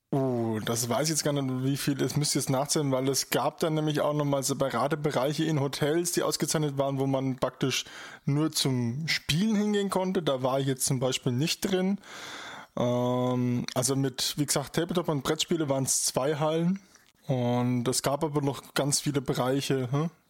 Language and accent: German; Bavaria, Germany; Ich komme ja aus Bayern, also ne, ist, ist das in den Genen praktisch schon drin.